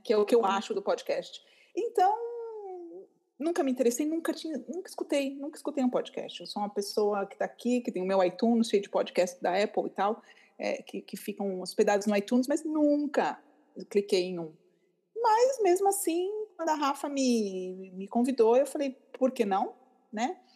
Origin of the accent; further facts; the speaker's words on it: São Paulo, Brazil; moved away as an adult; now in Milan, Italy; sou paulista, tenho 43 anos e há 15 anos moro em Milão